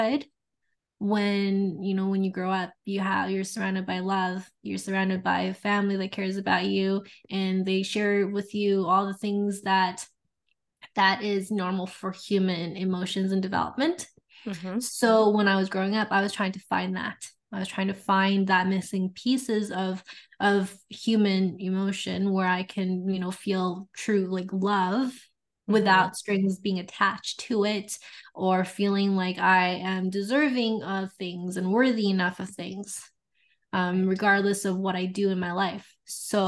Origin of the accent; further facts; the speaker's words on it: Canada; now in Edmonton, Canada; I am Canadian. I'm on the western side of Canada, so Edmonton, Alberta.